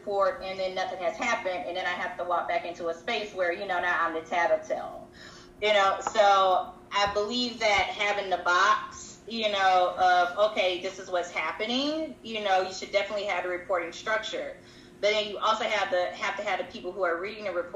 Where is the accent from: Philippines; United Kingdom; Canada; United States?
United States; the South; as a Southerner